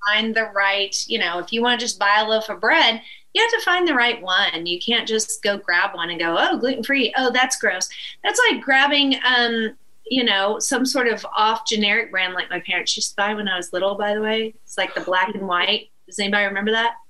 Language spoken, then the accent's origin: English; Northeast Texas, United States; the town where I was born in Northeast Texas